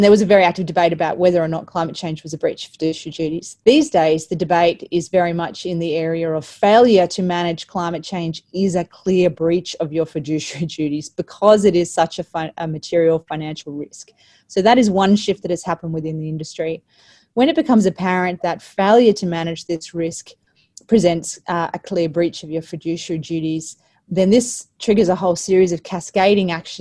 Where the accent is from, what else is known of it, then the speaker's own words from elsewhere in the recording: Australia; As Australian superannuates